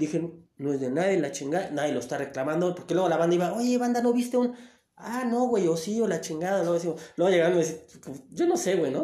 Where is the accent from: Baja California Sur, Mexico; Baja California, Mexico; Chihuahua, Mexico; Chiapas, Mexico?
Chiapas, Mexico; Tapachula; de ahí de mi tierra, de Tapachula